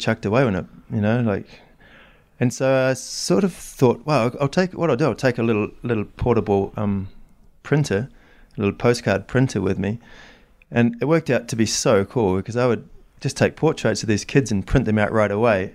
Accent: New Zealand; moved away; I grew up in New Zealand

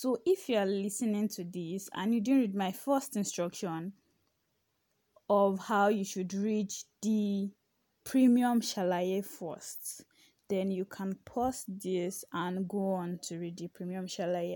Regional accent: Ibadan, Oyo, Nigeria; accent: H factor; I'm from Ibadan.

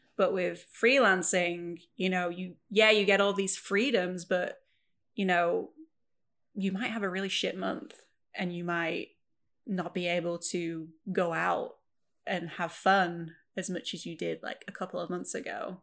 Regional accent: Preston, North West England, United Kingdom; also born or lived in Wales; where I grew up in Preston in England, it's a very working class city.

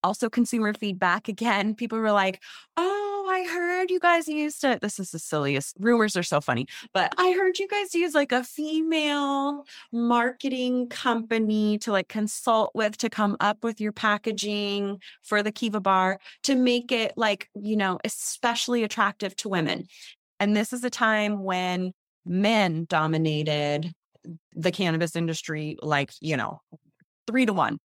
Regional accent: San Leandro, California, United States; the house I grew up in here in the Bay Area, San Leandro

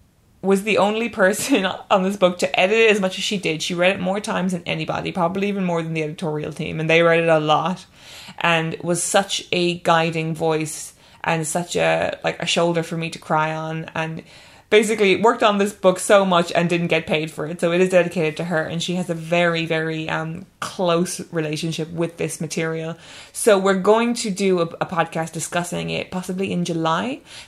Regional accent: Ireland; now in England; that's definitely how I feel as an Irish person, and definitely how I've felt over the years as an Irish person living in England

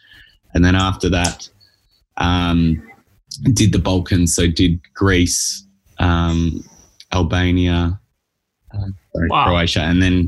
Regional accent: Australia; accent: Australian; moved away as an adult; also born or lived in New York, United States; now in Los Angeles, United States; So from the accent, you can probably tell I'm Australian. Started my career out in Australia

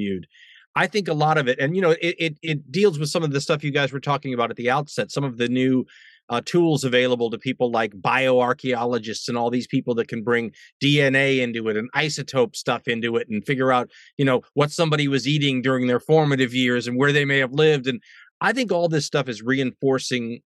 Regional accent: United States; also born or lived in London; as an American

